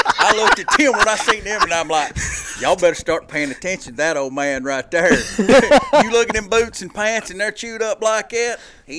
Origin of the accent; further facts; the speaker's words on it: Winchester, Tennessee, United States; Winchester, Tennessee.